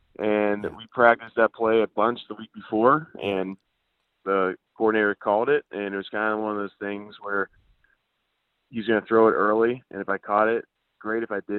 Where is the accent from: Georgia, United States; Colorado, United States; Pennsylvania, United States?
Pennsylvania, United States; Wexford; I grew up in Wexford, Pennsylvania, right in that area, like Gibsonia, Wexford.